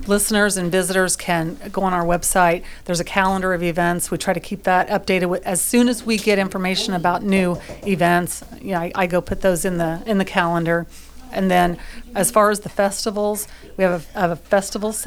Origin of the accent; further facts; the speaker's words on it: Fayette County, Indiana, United States; also born or lived in Decatur County, Indiana / Union County, Indiana; now in Franklin County, Indiana, United States; I'm from Fayette County, lived in Decatur County, lived in Union County for a little bit. So, I'm local to the area